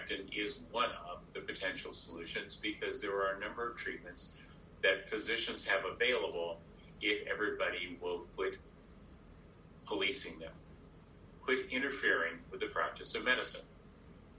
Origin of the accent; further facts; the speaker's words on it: Iowa, United States; As a boy growing up in Iowa